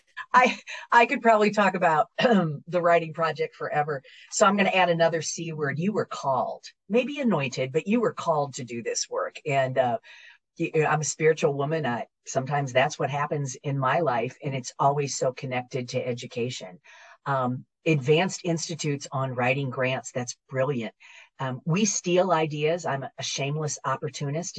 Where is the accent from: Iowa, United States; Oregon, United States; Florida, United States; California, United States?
Iowa, United States; Northeast; moved away as an adult; also born or lived in Hattiesburg, Mississippi / Baton Rouge, Louisiana; now in Louisiana, United States; I'm originally from the Midwest, um, from the great state of Iowa, Northeast Iowa